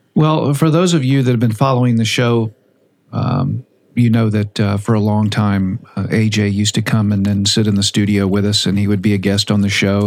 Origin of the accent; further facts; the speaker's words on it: Boca Raton, Florida, United States; also born or lived in Fort Lauderdale; I'm from Boca Raton. I was born in Fort Lauderdale, so that's my old stomping ground